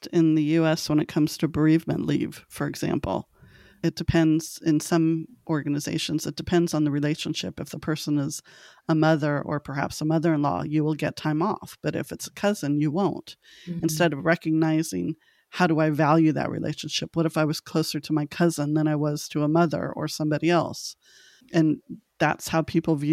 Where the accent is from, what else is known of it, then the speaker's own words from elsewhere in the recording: Los Angeles, California, United States; moved away; I'm originally from Los Angeles